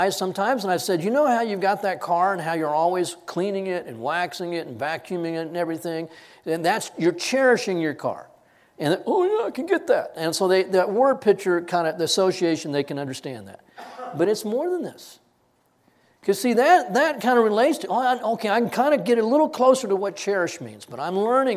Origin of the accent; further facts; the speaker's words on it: Texas, United States; I grew up in Texas